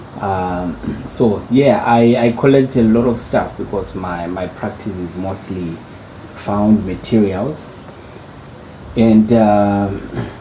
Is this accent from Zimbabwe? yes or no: yes; Zimbabwe; moved away as an adult; also born or lived in United States; now in Vienna, Austria; I'm born and bred in Zimbabwe.